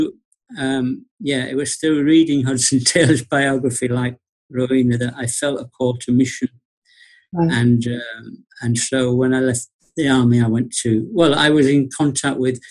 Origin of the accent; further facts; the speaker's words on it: Bradford, Yorkshire and the Humber, United Kingdom; I was born in Bradford, Yorkshire